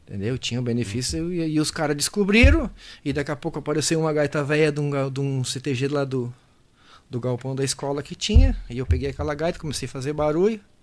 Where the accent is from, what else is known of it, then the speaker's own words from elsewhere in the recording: Palmares do Sul, Rio Grande do Sul, Brazil; also born or lived in Mostardas / Capão da Canoa; meu umbigo caiu em Palmares do Sul, a terra do Léo e do Clairto ali